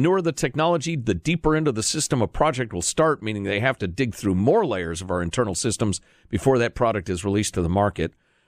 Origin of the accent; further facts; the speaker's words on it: California, United States; Upon finding out I was from California, the person serving my wine went on a rant against Gavin Newsom